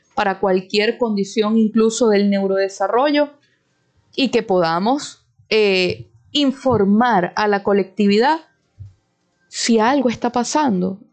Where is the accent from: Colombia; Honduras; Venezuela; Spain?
Venezuela; nosotros como venezolanos